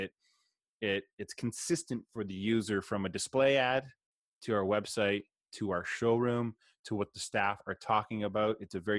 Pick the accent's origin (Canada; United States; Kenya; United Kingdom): Canada; I'm Canadian.